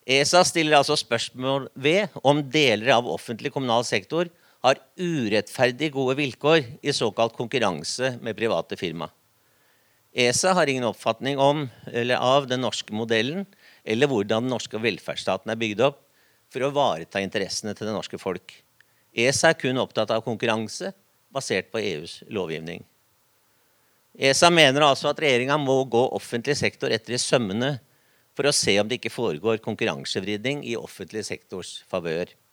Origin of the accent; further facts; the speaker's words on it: Oslo, Norway; now in Vestfold, Norway; Heidi Nordby Lunde og jeg vi har én ting felles. Vi er fra Oslo. Men jeg har flytta til Vestfold.